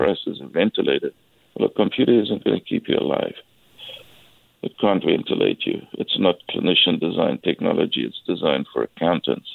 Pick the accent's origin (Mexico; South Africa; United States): South Africa; now in Nanaimo, Canada; As you can hear from my accent, I'm originally from South Africa